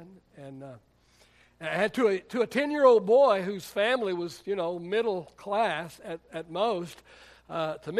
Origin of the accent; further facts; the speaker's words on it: Midland, Texas, United States; I come from Midland, you know, and I know what it's like. I know what the oil boom is like, and I know what the oil bust is like